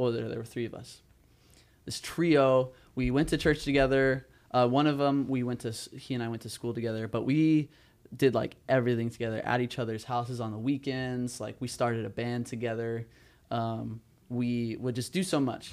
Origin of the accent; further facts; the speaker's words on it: Southern California, United States; moved away as an adult; now in Chicago, United States; I'm from Southern California.